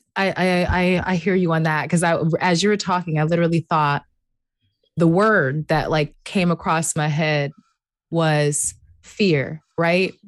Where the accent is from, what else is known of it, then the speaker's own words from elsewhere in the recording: United States; I'm literally an American.